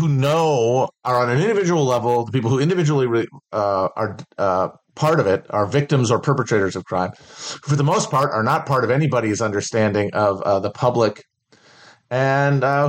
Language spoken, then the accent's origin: English; Midwest, United States; When you're from a lower to middle class family in the Midwest